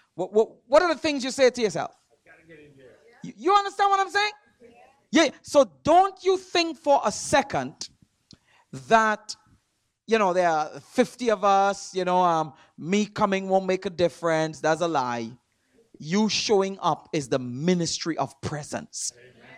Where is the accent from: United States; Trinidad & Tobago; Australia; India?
Trinidad & Tobago; moved away; I'm from Trinidad